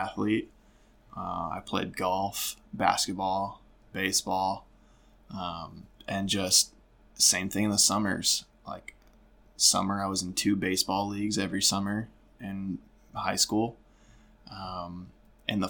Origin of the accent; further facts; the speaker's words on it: Genoa, Illinois, United States; I grew up in Northern Illinois, and I think that's just kind of a good place to start is Genoa, Illinois, a really small town, small country town